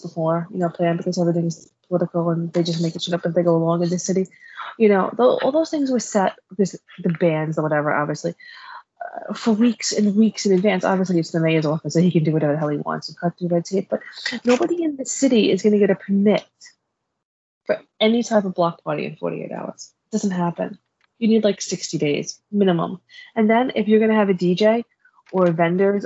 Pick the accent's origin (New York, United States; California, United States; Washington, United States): New York, United States; New York City; As a New Yorker